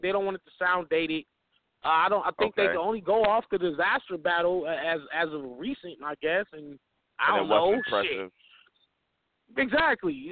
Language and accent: English; the West, United States; I'm from the West